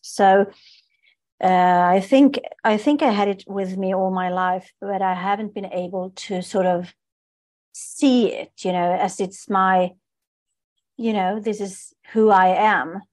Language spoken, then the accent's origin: English; Stockholm, Stockholm County, Sweden; I'm born and raised in Stockholm, in Sweden